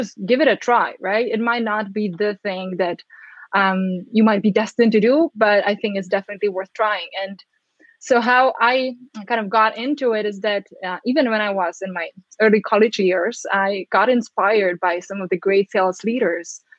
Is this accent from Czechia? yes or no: yes; Czechia; now in United States; growing up in the Czech Republic, now living in the States